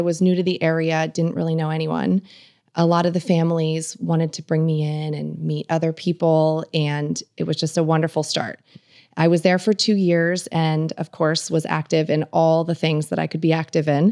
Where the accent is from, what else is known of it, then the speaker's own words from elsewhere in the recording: Northampton, Pennsylvania, United States; moved away as an adult; also born or lived in Bloomsburg, Pennsylvania; now in Camp Hill, United States; I grew up near Allentown